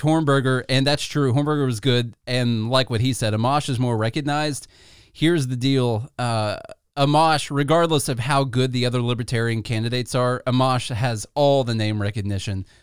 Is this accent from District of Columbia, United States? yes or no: no; Illinois, United States; now in Tennessee, United States; we come from Illinois